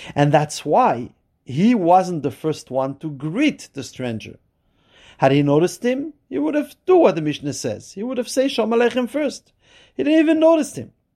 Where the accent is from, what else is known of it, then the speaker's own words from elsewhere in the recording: Montreal, Quebec, Canada; I'm from Montreal